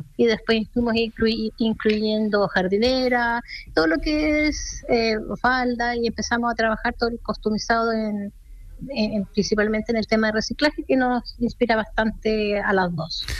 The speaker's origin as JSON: {"language": "Spanish", "town": "Santiago", "region": "Santiago Metropolitan Region", "country": "Chile", "said": "somos de Santiago. Y nuestro taller está en Vitacura"}